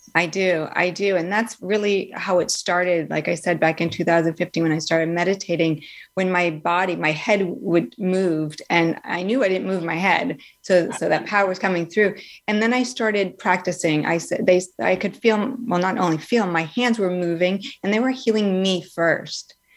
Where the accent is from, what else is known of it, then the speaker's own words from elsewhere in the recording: Northeast, United States; moved away; also born or lived in Florida; I grew up in the Northeast